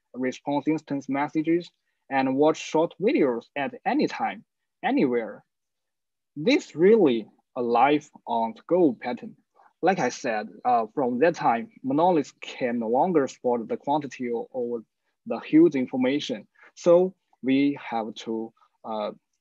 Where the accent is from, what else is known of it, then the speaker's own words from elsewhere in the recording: China; I'm from China.